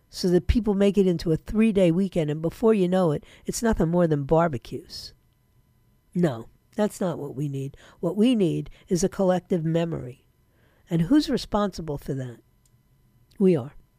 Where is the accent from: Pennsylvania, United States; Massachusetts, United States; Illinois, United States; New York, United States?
New York, United States; moved away; that's my hometown. Whether I like it or not, that's my hometown.